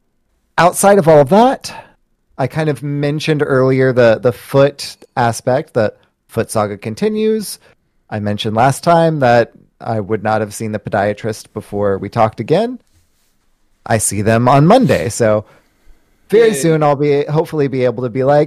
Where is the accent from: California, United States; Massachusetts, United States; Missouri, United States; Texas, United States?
Texas, United States; I'm from Texas